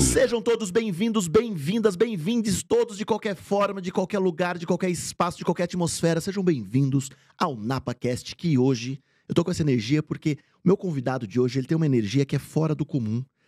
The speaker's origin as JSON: {"language": "Portuguese", "town": "Bragança Paulista", "region": "São Paulo", "country": "Brazil", "said": "eu sou do interior de São Paulo, de Bragança Paulista"}